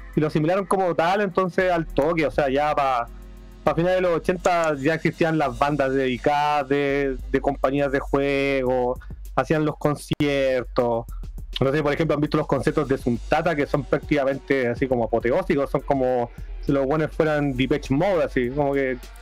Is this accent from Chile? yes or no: yes; Chile; siendo chileno